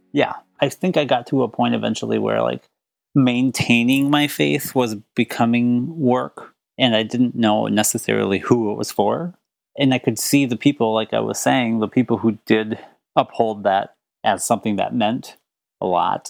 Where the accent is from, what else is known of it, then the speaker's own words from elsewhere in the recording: Minneapolis, Minnesota, United States; also born or lived in St. Paul, Minnesota; suburbs of minneapolis I was born in the early 80s. So where I lived, there was no such thing as like affirming churches.